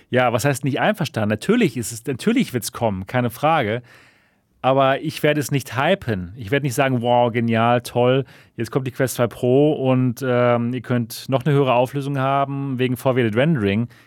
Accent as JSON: {"language": "German", "country": "Germany", "said": "bei uns in Deutschland"}